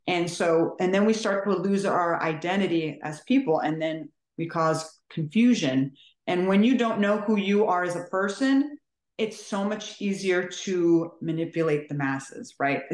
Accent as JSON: {"language": "English", "region": "California", "country": "United States", "moved": "yes", "lives_now": "Maryland, United States", "said": "I'm originally from California."}